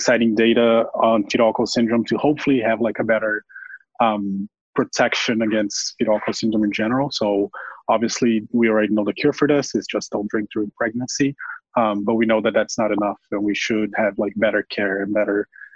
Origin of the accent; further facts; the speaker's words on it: Brazil; moved away as an adult; now in Milwaukee, United States; I'm originally from Brazil, but I am now here in Colco, Wisconsin, in Milwaukee, doing my PhD at the Medical College of Wisconsin